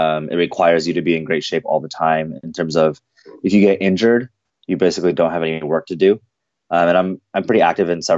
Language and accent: English; Seattle, Washington, United States; growing up in the Seattle culture, because I'm born and raised here, but my parents are from Korea